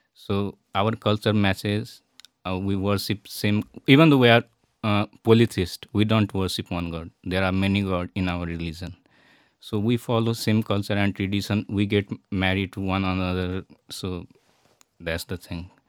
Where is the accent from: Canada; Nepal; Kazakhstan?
Nepal; also born or lived in India / Italy; now in Wroclaw, Poland; I'm from Nepal because I don't look like from Nepal